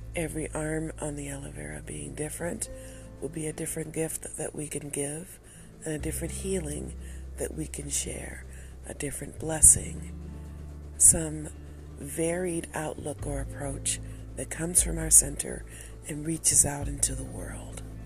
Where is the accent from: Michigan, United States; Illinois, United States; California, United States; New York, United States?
Michigan, United States; Detroit; I'm from Detroit.